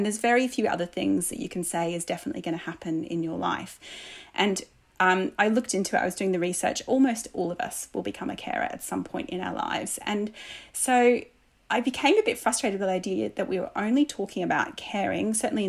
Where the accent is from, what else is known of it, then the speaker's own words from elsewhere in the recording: Australia; accent: Australian; as soon as I'm surrounded by Australians, my accent comes back